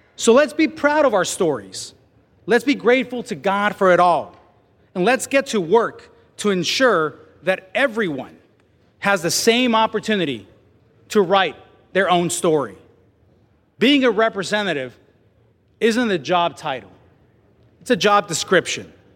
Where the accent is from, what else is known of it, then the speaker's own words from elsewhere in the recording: Mexico; English is a second language; now in United States; I was born in Mexico.